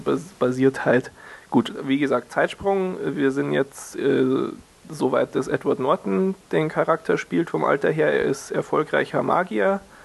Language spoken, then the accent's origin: German; Germany; hier bei uns in Deutschland